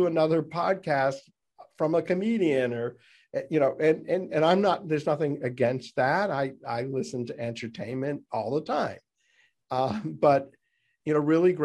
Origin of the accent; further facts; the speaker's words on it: New England, United States; we're both from New England